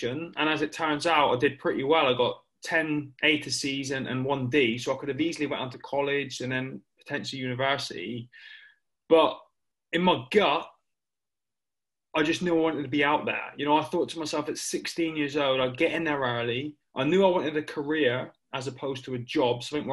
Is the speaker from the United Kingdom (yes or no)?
yes; Plymouth, South West England, United Kingdom; someone who was born and raised in the town of Plymouth